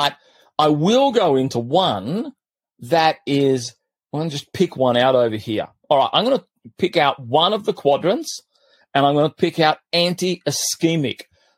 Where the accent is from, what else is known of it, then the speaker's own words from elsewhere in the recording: Australia; I grew up in Australia at one stage when I was about 10, 11, 12 years of age